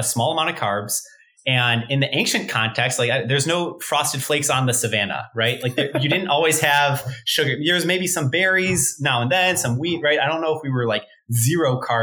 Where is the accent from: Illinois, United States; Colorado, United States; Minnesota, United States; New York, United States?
Illinois, United States; Chicago; moved away as an adult; also born or lived in Stanford, California; I'm from Chicago originally myself